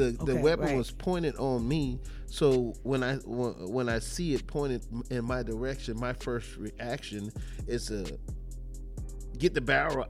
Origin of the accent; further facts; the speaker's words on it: the South, United States; I was actually the person who was always fearful of guns simply because I'm from the South